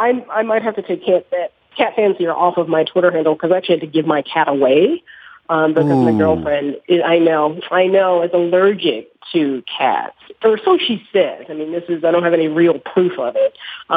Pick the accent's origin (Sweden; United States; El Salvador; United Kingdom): United States; the South; I'm from the South, so a lot of, you know, Trump's backers are really familiar to me. I kind of went to high school with blue-collar white people in the South